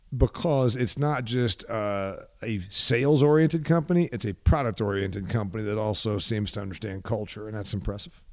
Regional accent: Huntington, Indiana, United States; I'm from a factory and farming town. It's, it's not small compared to some of the more desolate places that I get to. Huntington, Indiana is a county of about thirty-six thousand

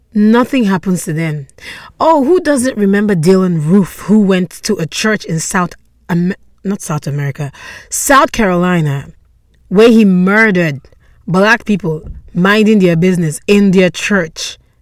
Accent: Nigeria; I'm Nigerian

